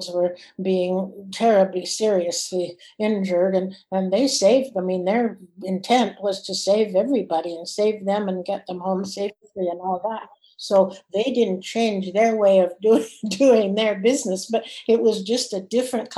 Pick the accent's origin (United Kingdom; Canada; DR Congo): Canada; I was from Canada